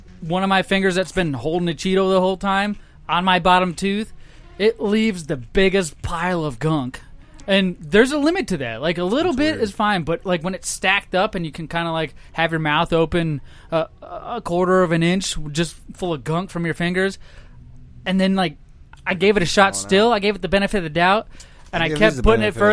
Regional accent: Minnesota, United States; I was born in Minnesota, stupid. I'm from Minnesota

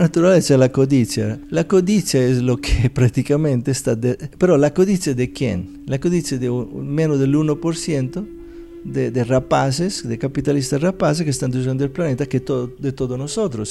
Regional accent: Italy; Spanish is a second language; moved away as an adult; also born or lived in India / Philippines / Southeast Asia / United States; now in Medellín, Colombia; nací en Italia hace 60 años

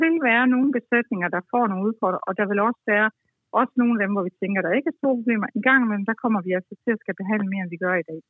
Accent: Denmark; som dansker

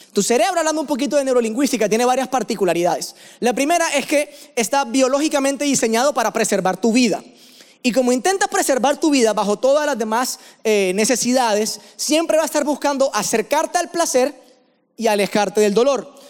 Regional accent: Barranquilla, Atlántico, Colombia; accent: costeño; moved away as an adult; now in Medellín, Colombia; yo vivo en la ciudad de Medellín hace seis años, pero realmente, como ya se dieron cuenta por el acento, soy barranquillero, ¿no? Vengo de la costa, soy costeño

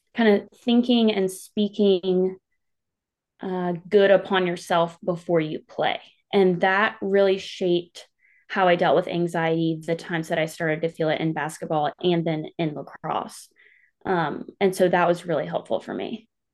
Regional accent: Clover, South Carolina, United States; I'm from a small town called Clover. It's in South Carolina. Um, I've grown up there most of my life

